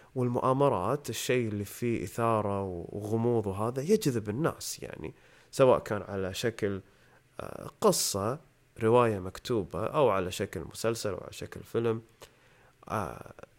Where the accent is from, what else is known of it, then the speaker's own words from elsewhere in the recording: Kuwait; إحنا عندنا بالكويت